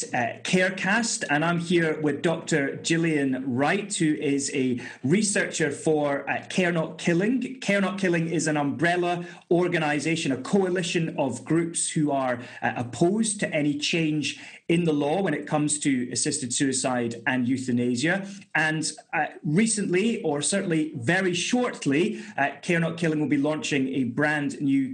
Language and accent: English; Edinburgh, Scotland, United Kingdom; I'm from Edinburgh on the East Coast